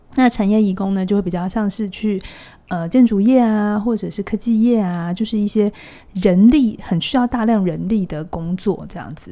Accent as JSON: {"language": "Chinese", "country": "Taiwan", "said": "不是我们台湾人的这种变形的。"}